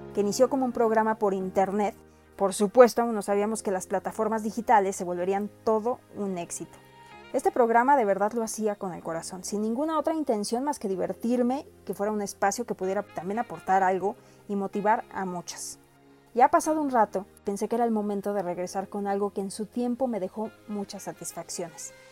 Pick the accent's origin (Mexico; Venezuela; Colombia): Mexico; Soy orgullosamente mexicana